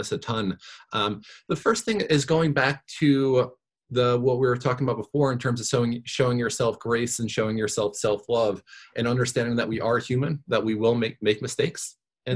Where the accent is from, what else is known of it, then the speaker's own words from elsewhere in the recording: New York, United States; also born or lived in Virginia; I grew up in New York